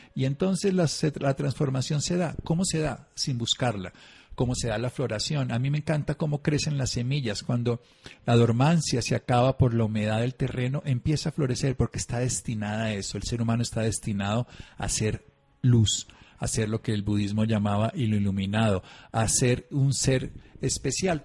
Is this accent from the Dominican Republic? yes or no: no; Colombia; yo soy colombiano